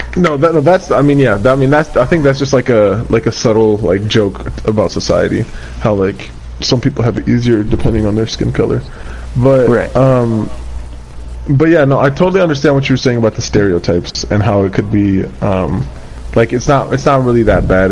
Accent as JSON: {"language": "English", "country": "United States", "tie": "born or raised there", "also_born_or_lived": "Kurdistan, Iraq", "said": "I was raised in America"}